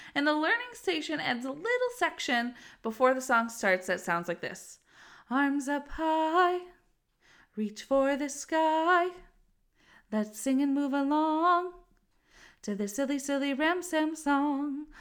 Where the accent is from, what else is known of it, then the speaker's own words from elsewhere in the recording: Western New York, United States; I'm from Western New York, so we could get snow as early as October, and it gets very cold here sometimes